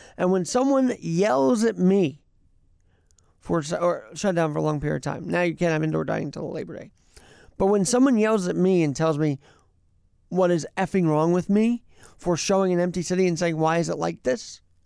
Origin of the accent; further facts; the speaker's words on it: New York, United States; we all, all who have been born and raised in New York and love this city